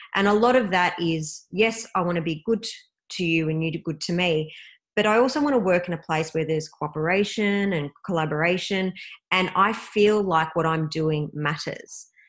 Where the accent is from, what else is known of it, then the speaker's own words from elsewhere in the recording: Melbourne, Victoria, Australia; Melbourne, Australia, which is my hometown